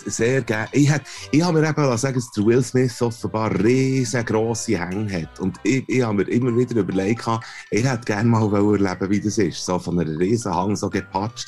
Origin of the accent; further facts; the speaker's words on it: Switzerland; als Europäer, das sagen wir als Schweizer Cis-Männer